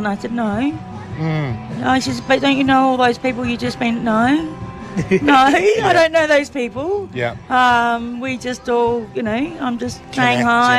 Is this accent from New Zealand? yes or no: no; Victoria, Australia; Oh, the Mornington Peninsula.